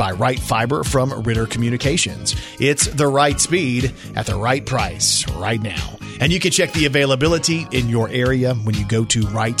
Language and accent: English; Texas, United States; now in Arkansas, United States; I'm from Texas.